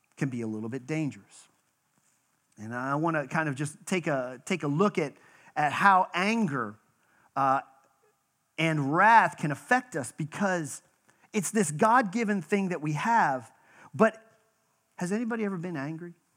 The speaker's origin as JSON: {"language": "English", "region": "Western Pennsylvania", "country": "United States", "tie": "born or raised there", "also_born_or_lived": "Texas", "moved": "yes", "said": "I was born in Western Pennsylvania."}